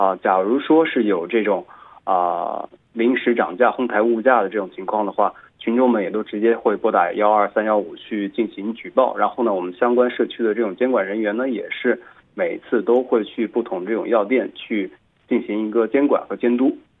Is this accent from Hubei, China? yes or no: yes; Xiangyang, Hubei, China; 而我的家乡襄阳的确认人数呢是七十人，是这样的一个数据。